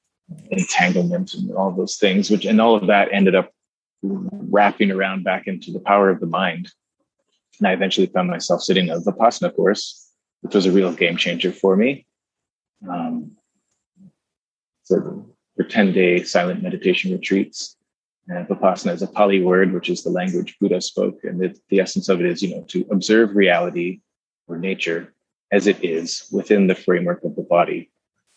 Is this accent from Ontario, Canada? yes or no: no; Vancouver, British Columbia, Canada; also born or lived in Kootenays, British Columbia; I was born in Vancouver, from British Columbia. My folks moved to the Kootenays, a small town in the southeastern interior, when I was 12, and the rest of my years there